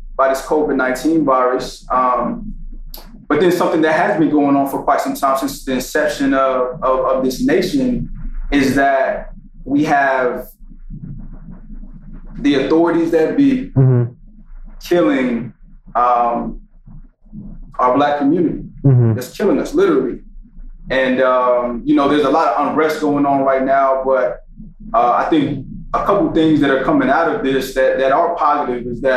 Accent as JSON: {"language": "English", "town": "Greensboro", "region": "North Carolina", "country": "United States", "tie": "born or raised there", "also_born_or_lived": "New York", "said": "I was born in New York, but raised in Greensboro, North Carolina"}